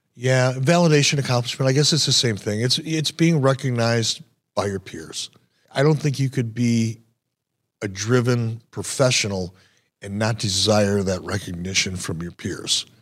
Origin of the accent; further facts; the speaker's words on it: Detroit, Michigan, United States; growing up in Detroit